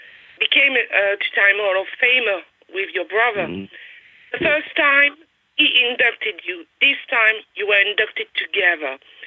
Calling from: France; I'm calling you from France, and it's hot here.

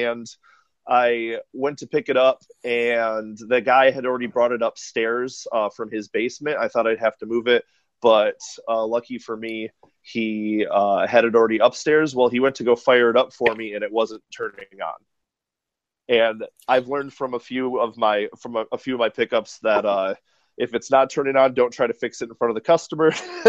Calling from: Portland, Oregon, United States; I'm calling from Portland, Oregon.

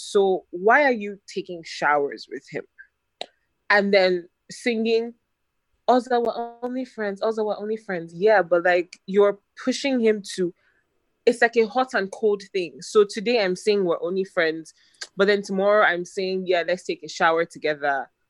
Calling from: Lagos, Nigeria

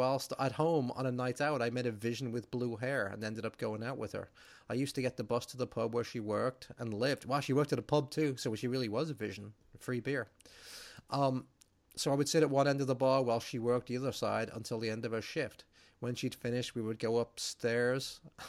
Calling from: Halifax, Yorkshire and the Humber, United Kingdom; I'm writing from Halifax, West Yorkshire in England. It's about an hour east of Manchester.

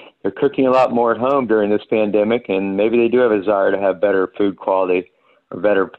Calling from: Santa Monica, California, United States; I'm calling you from Santa Monica, California, because I happen to be out here.

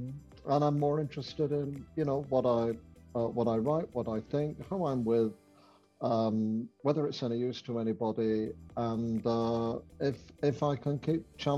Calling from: Ottawa, Ontario, Canada; I am coming in from Ottawa in Canada.

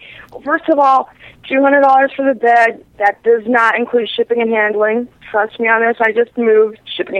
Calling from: Syracuse, New York, United States; now I'm calling from Syracuse, New York

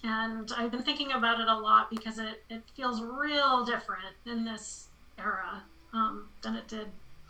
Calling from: Brooklyn, New York, United States; So I am zooming in from Brooklyn, New York.

